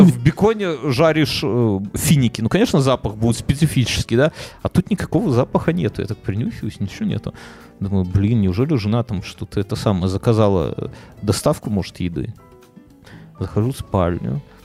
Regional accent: Belarus; я как как белорус

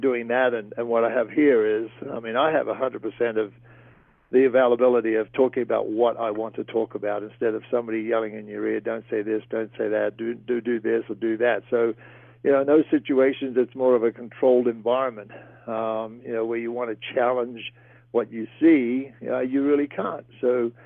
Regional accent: Great Barrier Reef, Queensland, Australia; moved away; ever since I was a kid growing up on the Great Barrier Reef

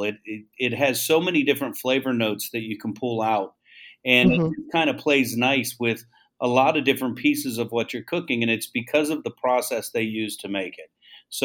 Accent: Tampa, Florida, United States; also born or lived in Melbourne, Florida; I claim Tampa as my home

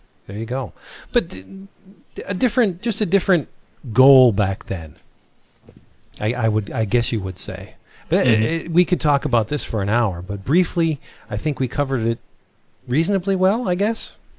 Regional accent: Philippines; Yeah, I'm a Filipino myself

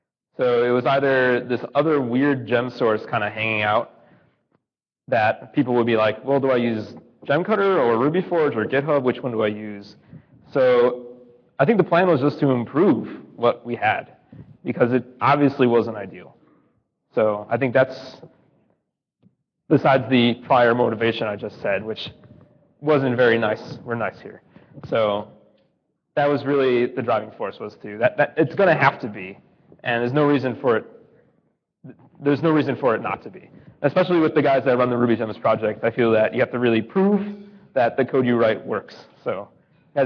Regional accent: Buffalo, New York, United States; now in Boston, United States; I'm from Buffalo, New York.

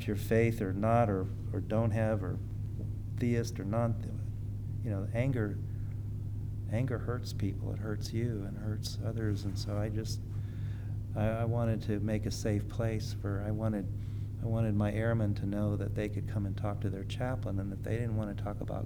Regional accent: California, United States; I grew up in California.

